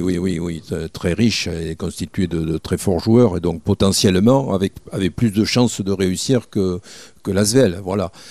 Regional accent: Mont-de-Marsan, Nouvelle-Aquitaine, France; also born or lived in Bordeaux; que j'avais basé à Mont-de-Marsan parce que j'étais de Mont-de-Marsan

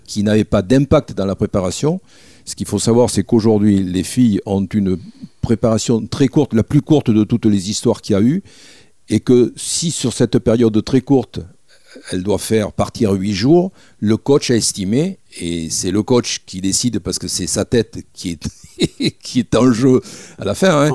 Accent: Mont-de-Marsan, Nouvelle-Aquitaine, France; also born or lived in Bordeaux; que j'avais basé à Mont-de-Marsan parce que j'étais de Mont-de-Marsan

